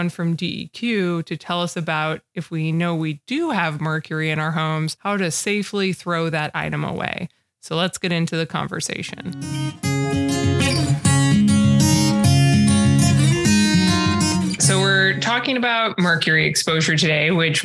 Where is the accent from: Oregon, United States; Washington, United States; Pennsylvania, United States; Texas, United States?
Oregon, United States; Portland; My mom is actually moving from the home I grew up in Portland